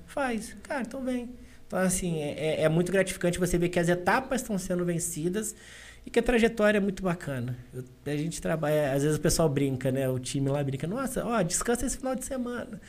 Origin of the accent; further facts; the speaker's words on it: Valença, Rio de Janeiro, Brazil; eu sou de Valença. Eu sou ali do interior, jogava bola descalço na rua